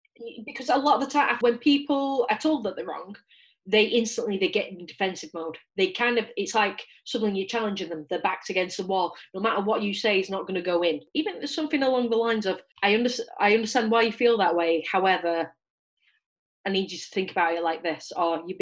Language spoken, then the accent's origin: English; United Kingdom; a British white woman